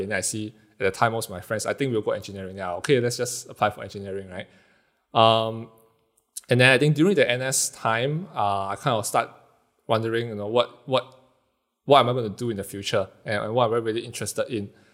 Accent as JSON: {"language": "English", "country": "Singapore", "said": "being Singaporean, live in houses that's not too big"}